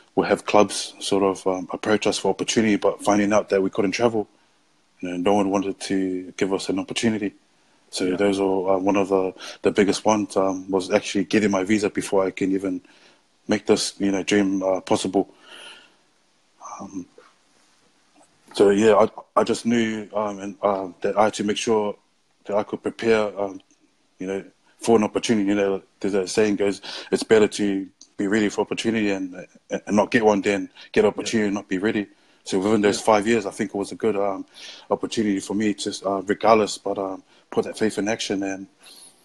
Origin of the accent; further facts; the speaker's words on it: Auckland, New Zealand; I'm from West Auckland. I started to think, man, I need to start representing West Auckland, the school I come from